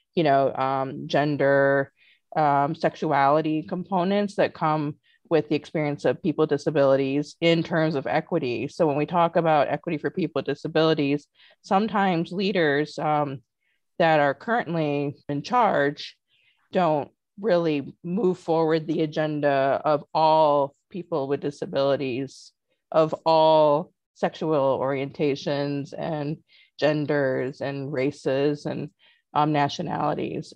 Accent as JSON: {"language": "English", "town": "North Liberty", "region": "Indiana", "country": "United States", "tie": "born or raised there", "said": "Well, I grew up in a town named North Liberty, Indiana, southwest of uh, South Bend, Indiana."}